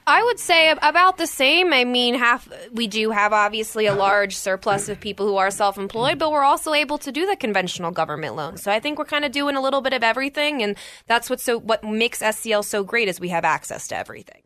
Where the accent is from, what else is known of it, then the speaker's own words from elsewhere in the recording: Maryland, United States; moved away as an adult; now in Colorado, United States; I'm originally from Maryland. I was born and raised there